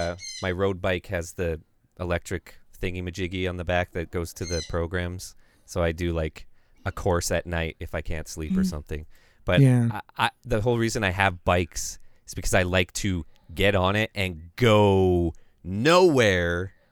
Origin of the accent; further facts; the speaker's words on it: Canada; I'm Canadian, man. It's my freaking pastime, okay?